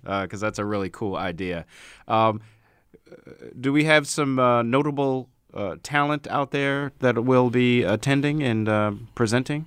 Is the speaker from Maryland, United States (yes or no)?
yes; Baltimore, Maryland, United States; moved away; my hometown of Baltimore.